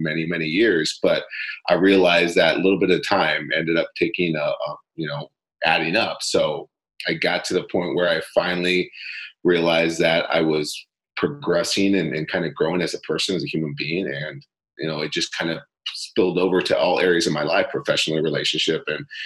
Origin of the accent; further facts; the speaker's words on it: Monterrey, Nuevo León, Mexico; now in Chicago, United States; Born and raised in Monterrey, Mexico, so completely different atmosphere, culture, things of nature